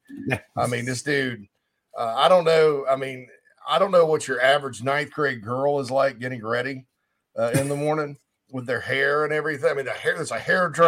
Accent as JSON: {"language": "English", "town": "Spartanburg", "region": "South Carolina", "country": "United States", "tie": "born or raised there", "said": "the upstate of South Carolina, my hometown of Spartanburg"}